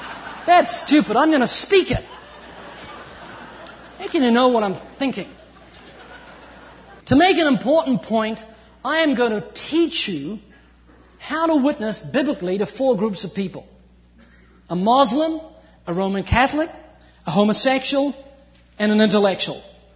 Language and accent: English; New Zealand; moved away as an adult; now in California, United States; I'm originally from New Zealand, although you wouldn't know, I've lost my accent, I've been living in California for 14 years.